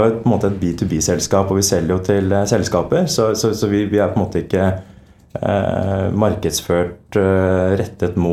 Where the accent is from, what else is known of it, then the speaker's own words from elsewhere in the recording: Norway; Jeg er født og oppvokst i Norge.